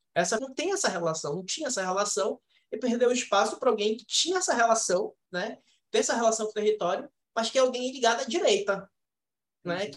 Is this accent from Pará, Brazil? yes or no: yes; Belém, Pará, Brazil; a gente é da Cabanagem, a gente é do lado oposto da cidade